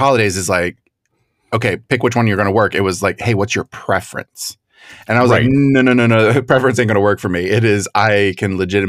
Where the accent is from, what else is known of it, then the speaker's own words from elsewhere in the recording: Florida, United States; especially where I grew up in Florida, playing the lottery was a big deal.